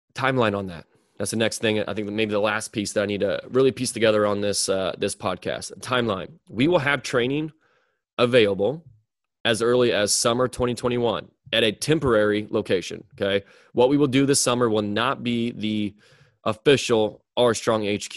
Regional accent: Mound City, Missouri, United States; now in Liberty, United States; move back to my hometown, which is in Mound City, Missouri

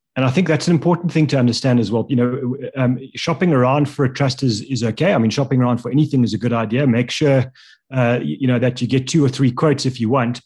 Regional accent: South Africa; as a South African individual

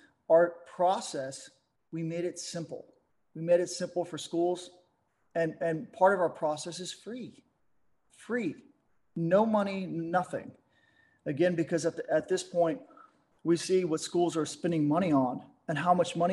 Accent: Dallas, Texas, United States; moved away as an adult; I'm from Dallas, Texas

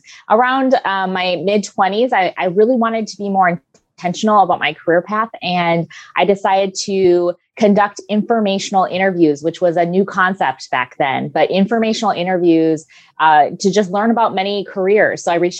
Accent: Minnesota, United States; now in San Diego, United States; I grew up in Minnesota. And I lost my accent years ago, but I'm from Minnesota. I moved to San Diego 14 years ago, and I love it here.

